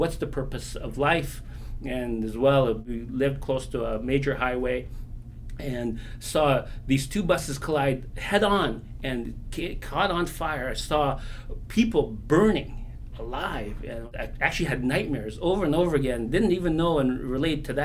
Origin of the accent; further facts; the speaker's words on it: Binangonan, Calabarzon, Philippines; moved away; I was born in a small little barrio, a village in the Philippines called Batangan, Binangonan, Rizal